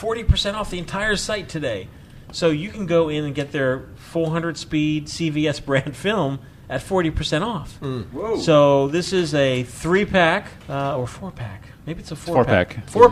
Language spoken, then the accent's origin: English; Akron, Ohio, United States; now in Florida, United States; live in Florida, and in the mornings it's 45 degrees, and by 12 it can be like 80. I'm not bragging. I'm originally from Akron, Ohio, so I know snow and feel your pain